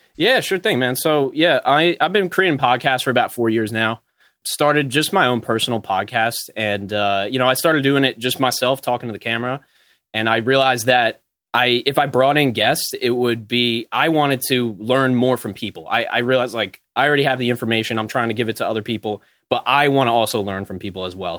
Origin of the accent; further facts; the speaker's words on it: New Jersey, United States; I'm from New Jersey.